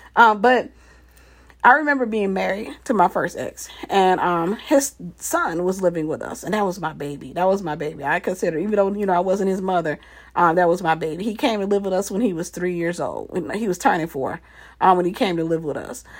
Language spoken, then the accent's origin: English; Mississippi, United States; we were growing up in Mississippi in this little city